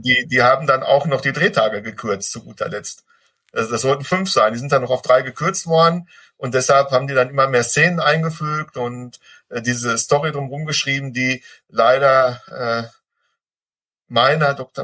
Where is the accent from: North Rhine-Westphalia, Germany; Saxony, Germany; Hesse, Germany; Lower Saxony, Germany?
North Rhine-Westphalia, Germany; Ruhr area; ich bin aus dem Ruhrpott, ich darf Klopper sagen